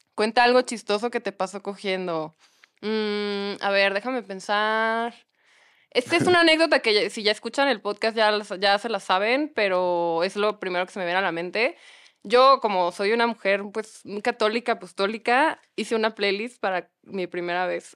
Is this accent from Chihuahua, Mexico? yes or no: yes; Hidalgo del Parral, Chihuahua, Mexico; ni siquiera soy de Chihuahua capital, soy de un pueblito que se llama Parral que tiene 100 mil habitantes.